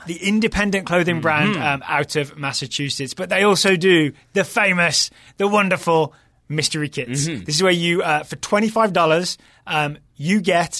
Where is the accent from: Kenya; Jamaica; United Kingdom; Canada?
United Kingdom; England; as a neutral, I kind of lean England, I guess, just being English, but it was really enjoyable to watch here in the office.